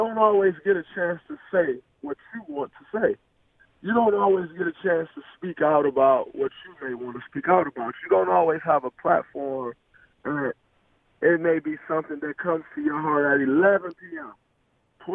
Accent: Michigan, United States; I'm obviously from Michigan and well connected to Michigan

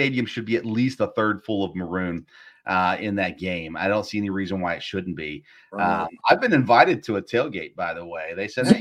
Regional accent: Tennessee, United States; moved away; growing up in Tennessee

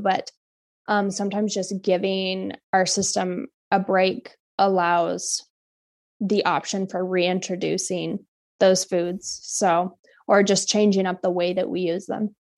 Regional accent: Kodiak, Alaska, United States; moved away; I'm from Kodiak

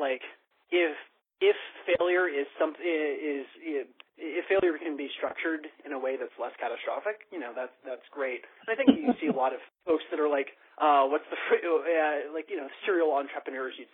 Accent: Pittsburgh, Pennsylvania, United States; moved away; My hometown back in Pittsburgh

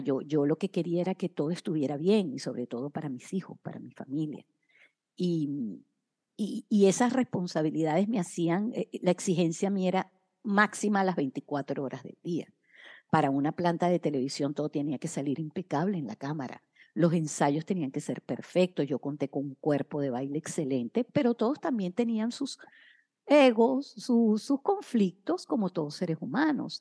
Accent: Caracas, Capital District, Venezuela; moved away as an adult; desde mi ciudad, Caracas, mi país natal, Venezuela

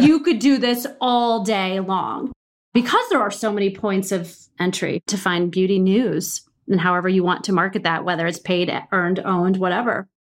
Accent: Midwest, United States; I'm from the Midwest

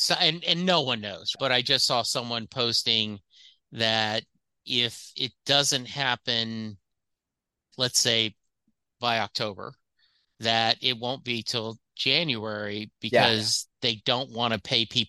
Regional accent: Louisiana, United States; Someone like me growing up in Louisiana, graduated high school in 77, I ended up not seeing him until 2002.

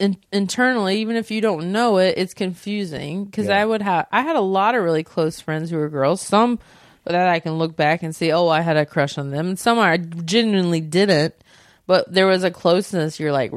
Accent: Southern United States, United States; I grew up in the South and didn't know I was a lesbian for a very long time and what that was like.

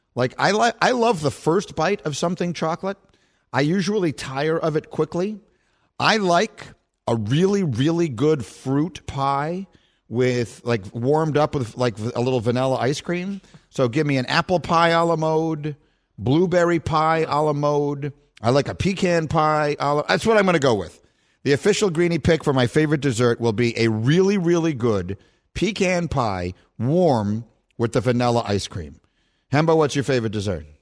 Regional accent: New York City, New York, United States; I grew up on Bleecker Street in LaGuardia Place

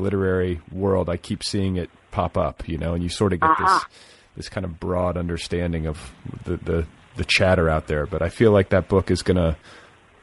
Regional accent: Midwest, United States; moved away as an adult; also born or lived in Wisconsin / Indiana / San Francisco; now in California, United States; I grew up in the Midwest. So I wound up out here for graduate school. So I was raised in Wisconsin and Indiana

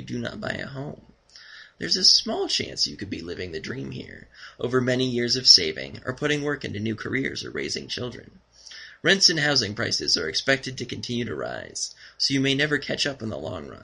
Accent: Nevada, United States; I'm from Nevada

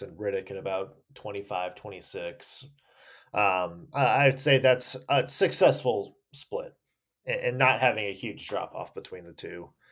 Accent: Nashville, Tennessee, United States; now in Ohio, United States; I am from Nashville.

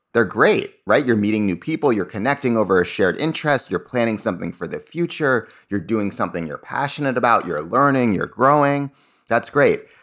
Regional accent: Cambridge, Massachusetts, United States; I grew up in Cambridge, Massachusetts.

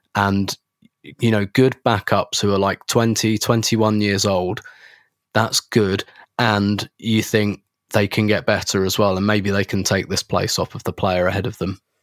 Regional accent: England, United Kingdom; I'm English

